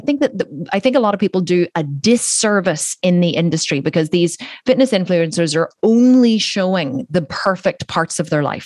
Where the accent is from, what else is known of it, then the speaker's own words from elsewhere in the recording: Ireland; I'm Irish